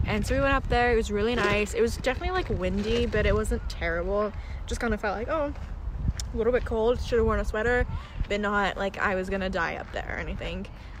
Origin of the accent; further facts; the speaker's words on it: Portland, Oregon, United States; I love how we're like we're natives here.